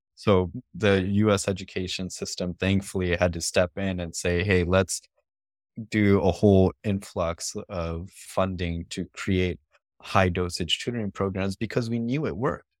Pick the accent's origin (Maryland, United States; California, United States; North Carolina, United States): California, United States; Stockton; moved away as an adult; also born or lived in Berkeley, California / Los Angeles, California; I grew up in Stockton, California, which is about forty miles south of Sacramento